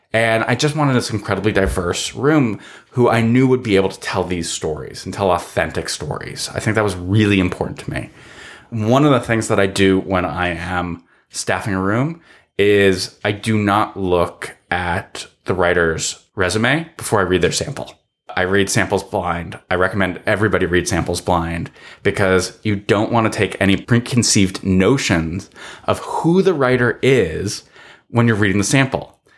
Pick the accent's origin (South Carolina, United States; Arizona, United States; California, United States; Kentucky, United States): California, United States; Los Angeles; also born or lived in Sherman Oaks; I'm a guy who grew up in the mean streets of Encino, in the San Fernando Valley